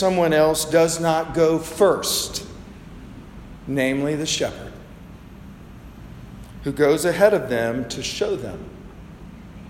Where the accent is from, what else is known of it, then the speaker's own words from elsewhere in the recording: the South, United States; I grew up in the South